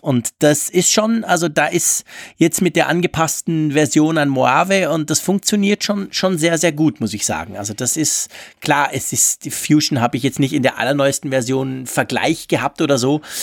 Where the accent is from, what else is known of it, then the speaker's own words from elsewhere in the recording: Switzerland; für mich als Schweizer